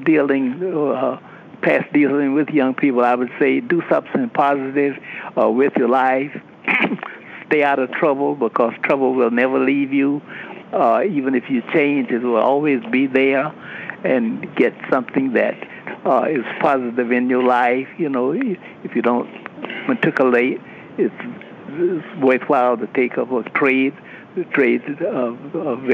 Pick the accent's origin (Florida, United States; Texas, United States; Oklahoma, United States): Florida, United States; Lake City; I'm born and raised in Lake City